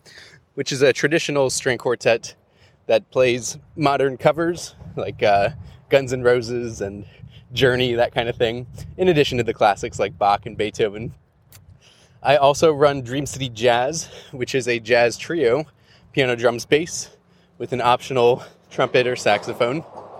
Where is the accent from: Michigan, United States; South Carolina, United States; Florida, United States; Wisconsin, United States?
Wisconsin, United States; Milwaukee; now in Milwaukee, United States; I am moving from my hometown of Milwaukee to Denver.